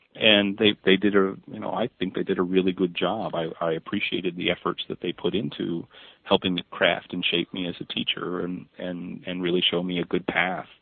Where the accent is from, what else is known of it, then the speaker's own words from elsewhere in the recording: Northumberland, Pennsylvania, United States; I grew up in Northumberland, Pennsylvania